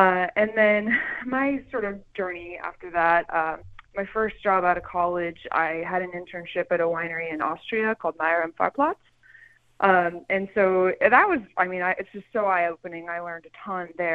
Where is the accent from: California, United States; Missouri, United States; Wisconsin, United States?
California, United States; Calistoga; also born or lived in Vienna; I'm from Calistoga. I'm from a 5,000 person town like this